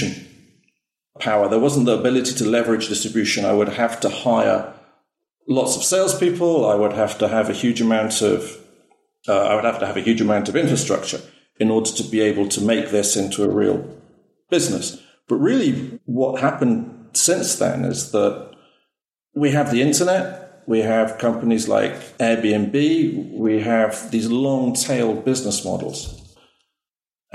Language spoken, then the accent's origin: English; Wales, United Kingdom; I'm actually originally from Wales in the UK, but I married a Greek.